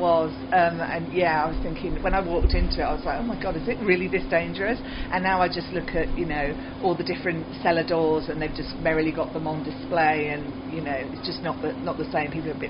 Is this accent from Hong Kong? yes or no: no; West Country, South West England, United Kingdom; moved away as an adult; now in Australia; I grew up in the West Country in the UK, which is a bit OOR, combine harvester, and cider and scrumpy.